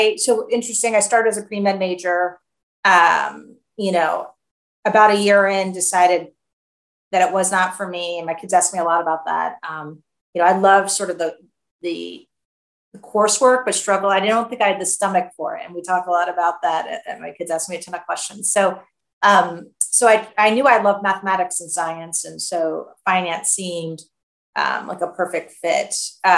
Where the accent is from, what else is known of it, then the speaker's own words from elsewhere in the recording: Cleveland, Ohio, United States; I grew up in Cleveland, Ohio.